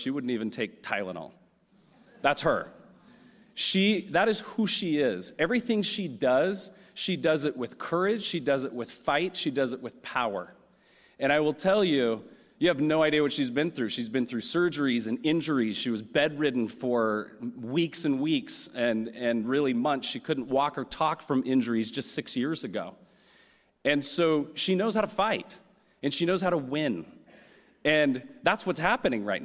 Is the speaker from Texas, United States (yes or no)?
no; San Francisco, California, United States; I'm from San Francisco. I'm a third generation Californian